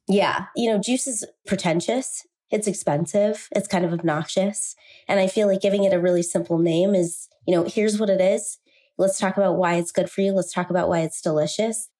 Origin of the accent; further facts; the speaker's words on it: Salt Lake City, Utah, United States; I grew up here, and I was born and raised in Salt Lake City